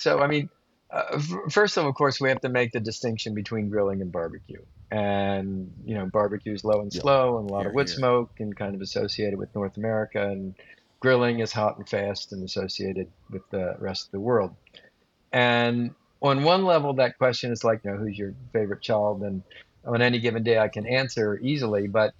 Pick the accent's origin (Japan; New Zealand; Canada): Japan; born there; I also feel a little guilty not mentioning Japan, because I was born in Japan.